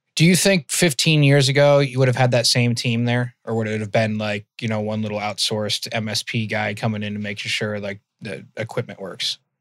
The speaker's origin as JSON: {"language": "English", "area": "outside of Worcester", "region": "Massachusetts", "country": "United States", "tie": "born or raised there", "accent": "Mass accent", "said": "I grew up in Mass. I grew up in outside of Worcester."}